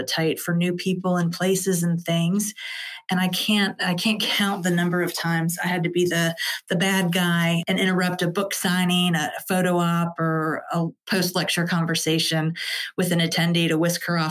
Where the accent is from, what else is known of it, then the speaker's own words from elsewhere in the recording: Cleveland, Ohio, United States; moved away as an adult; also born or lived in Winter Park, Florida / Washington, D.C.; now in Eastern Shore, Virginia, United States; I'm originally from Northeast Ohio. I grew up in the Cleveland area